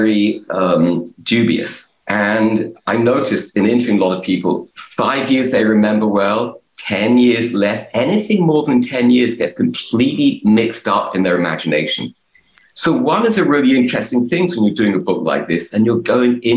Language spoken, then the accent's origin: English; London, United Kingdom; moved away; growing up in England in the 70s